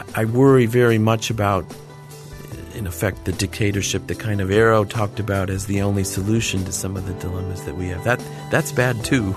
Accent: Watertown, New York, United States; moved away; my little town where I grew up in Northern New York, Watertown, New York

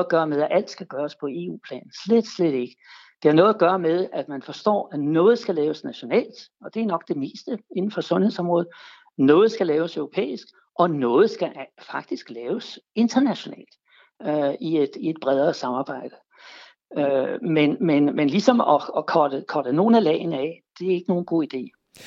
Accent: Denmark

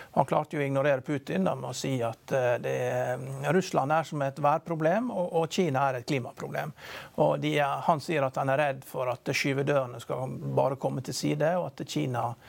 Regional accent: Norway

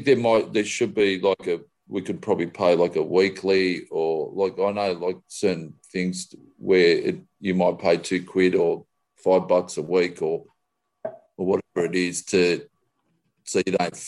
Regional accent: Australia; I'm Australian

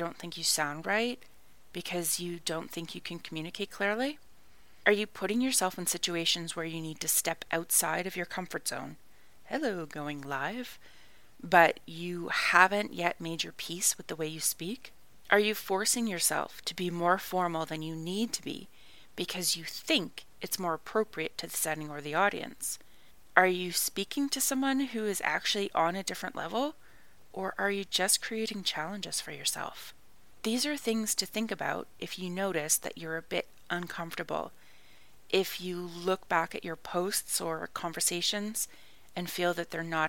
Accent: Canada; moved away as an adult; also born or lived in Ireland; I am Canadian

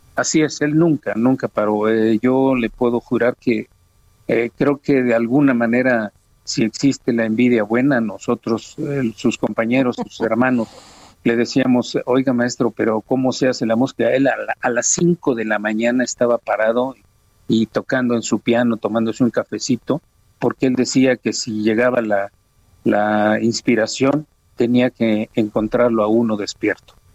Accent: Oaxaca, Mexico; a Oaxaca, a mi tierra

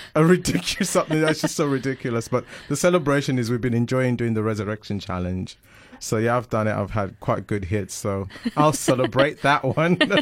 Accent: Zimbabwe; first language Shona; English is a second language; now in England; I'm from Zimbabwe

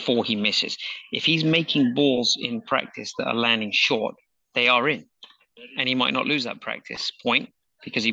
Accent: England, United Kingdom; growing up in England

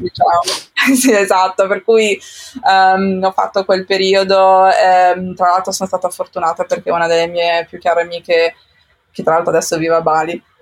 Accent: Como, Lombardy, Italy; moved away as an adult; also born or lived in Japan / London / Cambodia; now in Amsterdam, Netherlands; sono nata in Italia, sono nata a Como

